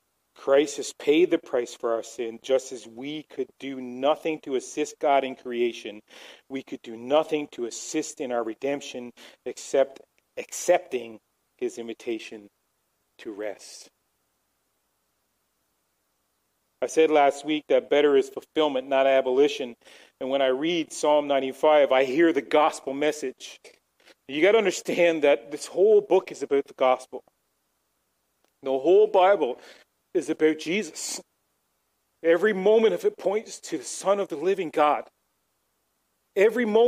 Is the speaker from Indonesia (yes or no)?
no; Newfoundland and Labrador, Canada; moved away; growing up in Newfoundland